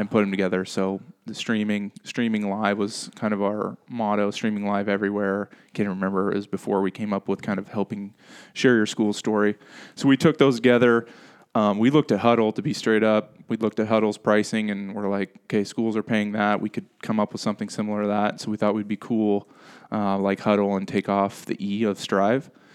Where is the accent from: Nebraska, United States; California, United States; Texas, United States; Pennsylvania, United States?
Nebraska, United States; Henderson; I was born and raised here in Henderson, Nebraska